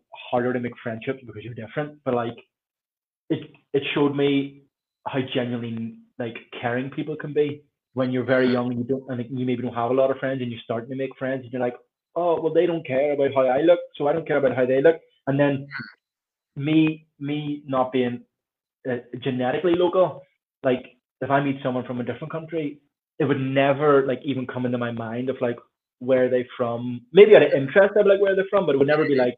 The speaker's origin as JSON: {"language": "English", "region": "Northern Ireland", "country": "United Kingdom", "tie": "born or raised there", "said": "growing up here"}